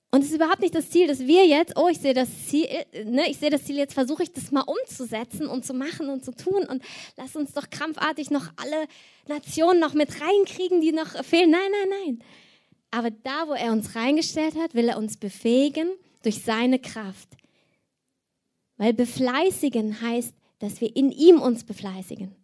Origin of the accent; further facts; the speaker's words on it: Cologne, North Rhine-Westphalia, Germany; ich komme aus Köln